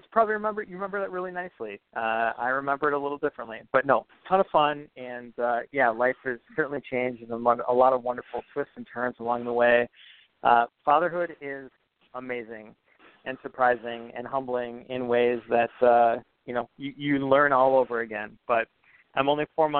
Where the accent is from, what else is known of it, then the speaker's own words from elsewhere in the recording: Lester Prairie, Minnesota, United States; moved away as an adult; also born or lived in South St. Paul, Minnesota / Winona / La Crosse / New York; now in Ridgefield, United States; I grew up in Minnesota. Split time between South St. Paul, Minnesota, and Lester Prairie, which is an hour due west of the Twin Cities, about 1,500 people. Went to high school there